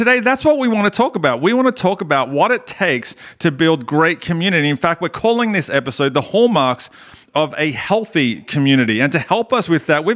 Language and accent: English; Australia; accent: Australian; my Australian accent